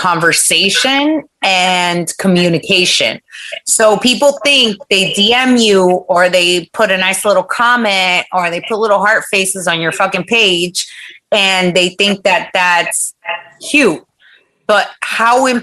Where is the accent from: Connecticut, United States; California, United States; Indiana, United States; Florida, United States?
Florida, United States; moved away as an adult; also born or lived in Long Island, New York / Washington Heights, New York; I was born in Long Island, but I was raised in Florida